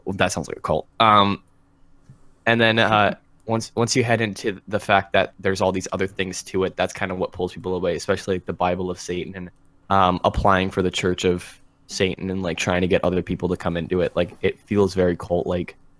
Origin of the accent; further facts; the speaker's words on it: Ontario, Canada; I'm from Canada. I'm from Ontario